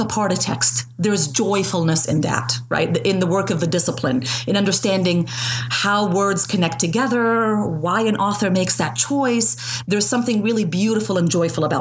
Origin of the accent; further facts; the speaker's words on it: Jordan; moved away; I was born in Jordan to Palestinian parents who became refugees in 1967